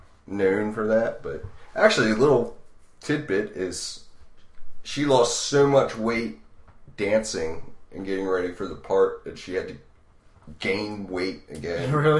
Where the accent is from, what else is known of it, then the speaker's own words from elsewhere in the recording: Baltimore, Maryland, United States; Because we're from Baltimore